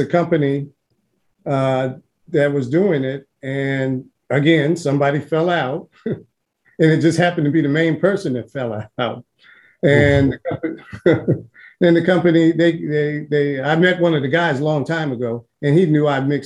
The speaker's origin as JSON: {"language": "English", "town": "Cincinnati", "region": "Ohio", "country": "United States", "tie": "born or raised there", "said": "I grew up in Cincinnati"}